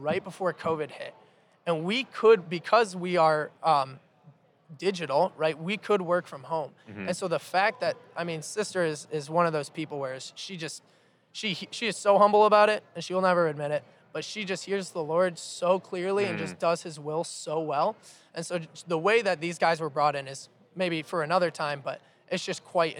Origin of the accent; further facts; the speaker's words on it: Ann Arbor, Michigan, United States; I was born in Ann Arbor, and I'm the youngest of 6 kids.